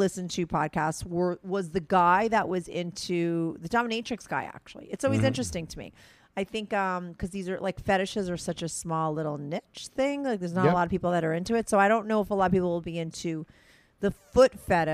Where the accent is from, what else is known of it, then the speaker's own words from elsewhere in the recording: New Jersey, United States; We grew up in Jersey